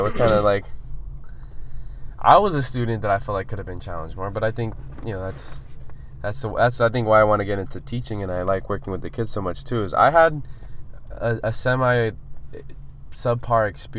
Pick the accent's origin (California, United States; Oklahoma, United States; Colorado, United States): California, United States; Orange; also born or lived in Santa Ana, California; when we moved from Santa Ana to Orange, yeah, like, Orange was the quote-unquote the suburb to Santa Ana, a lot more money, a lot more white people there